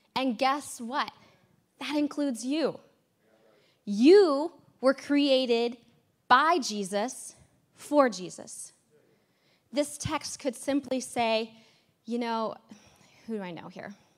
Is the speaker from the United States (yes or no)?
yes; United States; America is in me and I'm an American